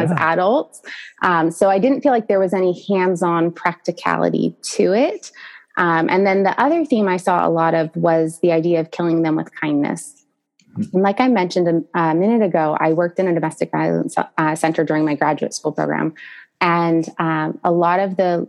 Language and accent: English; San Diego, California, United States; we are living in San Diego, California, which is my hometown